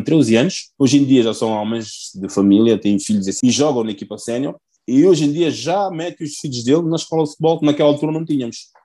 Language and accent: Portuguese; Portugal; moved away as an adult; also born or lived in Guinea-Bissau; now in Nice, France; cresci em Portugal, tenho a cultura portuguesa